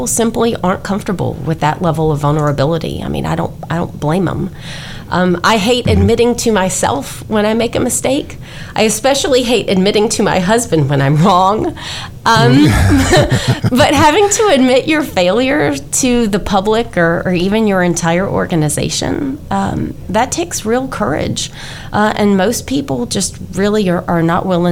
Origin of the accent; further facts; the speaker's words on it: Louisiana, United States; moved away as an adult; also born or lived in Georgia / Texas; Hurricane Katrina devastated my home state of Louisiana. So following graduation, I moved home